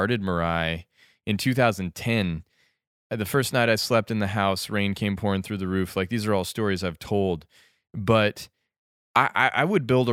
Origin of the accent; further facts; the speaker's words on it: Western Colorado, United States; Growing up in Colorado, on Western Colorado